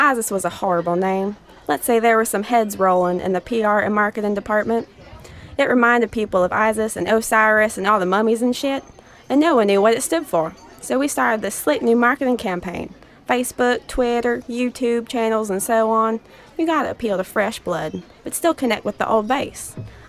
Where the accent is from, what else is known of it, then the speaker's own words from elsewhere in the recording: Greenville, Alabama, United States; The job market in my hometown in Greenville, Alabama is a fucking mess.